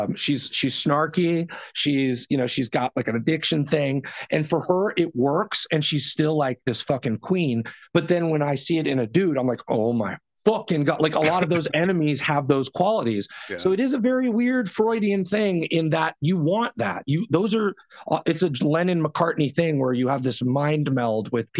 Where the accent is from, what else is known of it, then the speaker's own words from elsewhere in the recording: New York, United States; born there; And that I was born in New York and that my family...